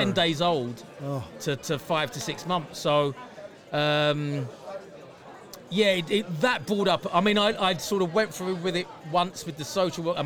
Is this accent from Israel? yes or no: no; London, United Kingdom; I was about 5-6 months old. And this is the mid-60s in London